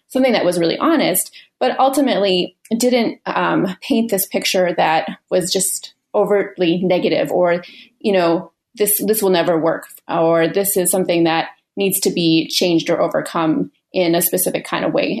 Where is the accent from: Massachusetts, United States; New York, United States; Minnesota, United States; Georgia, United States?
Minnesota, United States; Minneapolis; I'm a writer from Minneapolis, Minnesota